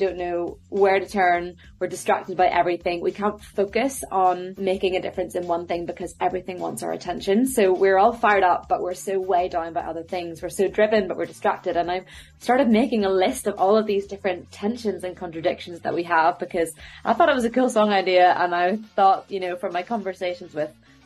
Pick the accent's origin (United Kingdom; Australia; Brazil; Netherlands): United Kingdom; Belfast, Northern Ireland; now in London, United Kingdom; I'm from Belfast, currently based over in London